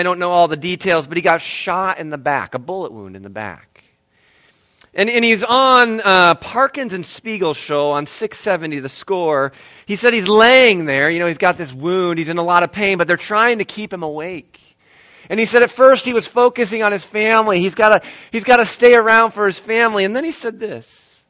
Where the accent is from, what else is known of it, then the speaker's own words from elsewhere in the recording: Ohio, United States; now in Illinois, United States; Kami and I have been in Illinois for a while. We're originally from Ohio.